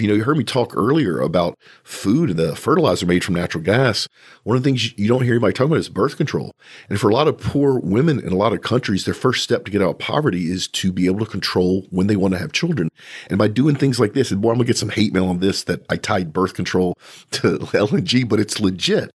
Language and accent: English; South Louisiana, United States; I'm from South Louisiana